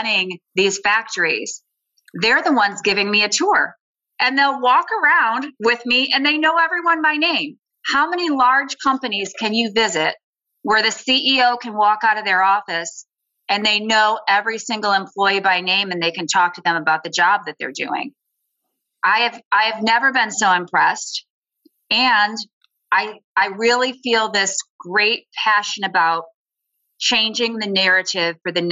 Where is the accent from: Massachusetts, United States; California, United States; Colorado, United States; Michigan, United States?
Michigan, United States; Lansing; growing up in Lansing, most of my family members worked